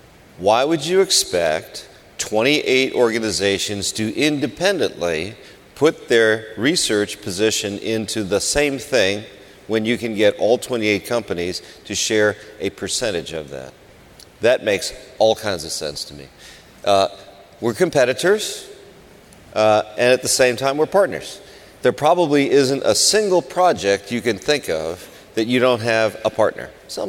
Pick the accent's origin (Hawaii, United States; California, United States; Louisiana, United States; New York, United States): California, United States; See, it says SEG, and I'm from California.